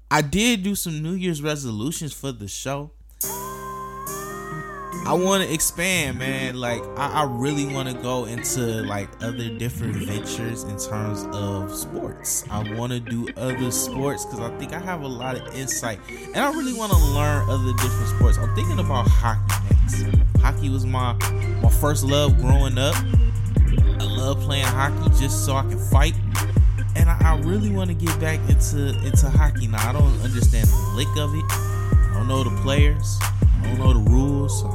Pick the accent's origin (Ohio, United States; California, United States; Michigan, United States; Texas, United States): Michigan, United States; Detroit; my hometown market, Detroit